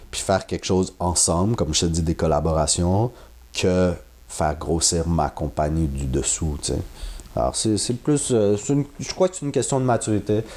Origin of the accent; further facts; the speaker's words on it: Quebec, Canada; je suis québécois